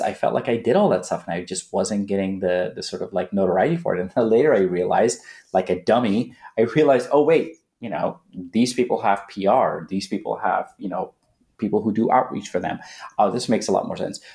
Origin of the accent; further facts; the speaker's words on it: Manhattan Beach, California, United States; also born or lived in Afghanistan / India / Netherlands; some kid that I grew up with in Manhattan Beach